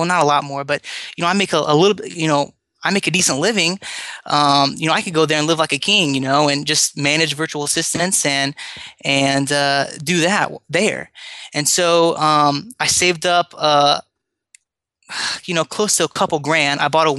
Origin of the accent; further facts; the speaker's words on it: United States; now in Philippines; I'm an American here. I'm here in the Philippines